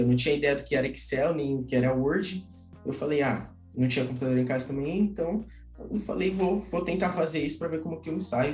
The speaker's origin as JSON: {"language": "Portuguese", "region": "São Paulo", "country": "Brazil", "said": "sou de São Paulo"}